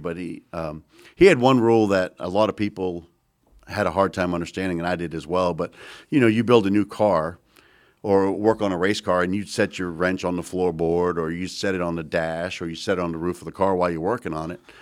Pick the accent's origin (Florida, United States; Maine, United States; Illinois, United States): Maine, United States; moved away as an adult; now in North Carolina, United States; when I grew up in Maine